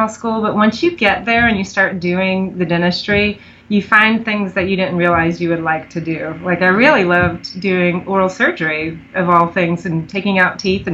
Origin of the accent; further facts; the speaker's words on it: Pennsylvania, United States; moved away as an adult; now in Mount Pleasant, United States; I didn't grow up here. I grew up in Pennsylvania